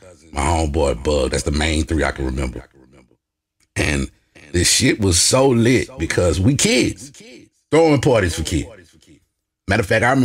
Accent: Lake Charles, Louisiana, United States; moved away as an adult; also born or lived in Lafayette, Louisiana; I'm from Lake Charles. Born and raised.

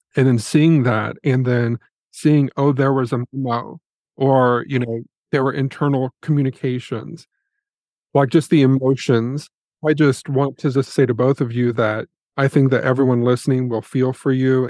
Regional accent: Indiana, United States; I'm from Indiana. I am not from Maryland

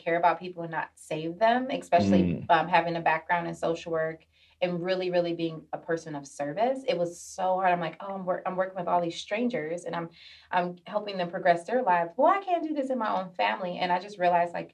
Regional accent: Detroit, Michigan, United States; moved away as an adult; also born or lived in Norfolk, Virginia; now in San Diego, United States; I'm originally from Detroit, Michigan. I moved here to San Diego in 2017 after I graduated from grad school.

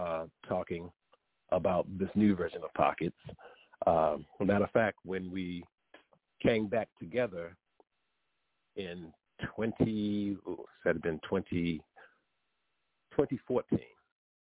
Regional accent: Baltimore, Maryland, United States; now in Gaithersburg, United States; I'm originally from Baltimore, Maryland. Baltimore is my hometown. That's where I grew up.

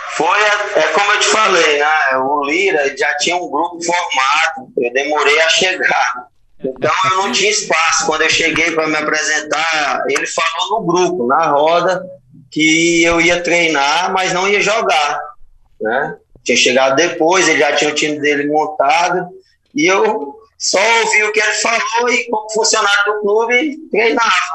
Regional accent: Ceará, Brazil; eu acabei ficando no Ceará, porque estava na minha terra, né, disputar a primeira divisão no clube da minha terra

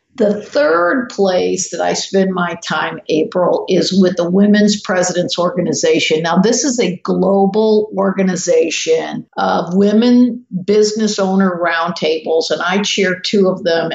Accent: the South, United States; I'm from the South

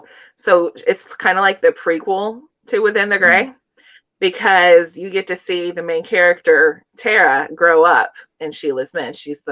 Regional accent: Appalachia, United States; as well as kind of growing up in Appalachia out on a farm, mm-hmm. and not really feeling like I belonged and kind of getting out of that.

